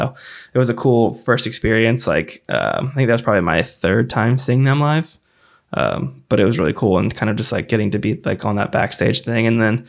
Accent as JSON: {"language": "English", "town": "Jacksonville", "region": "Illinois", "country": "United States", "tie": "born or raised there", "said": "played in my hometown or my home college town of Jacksonville, Illinois, which was cool."}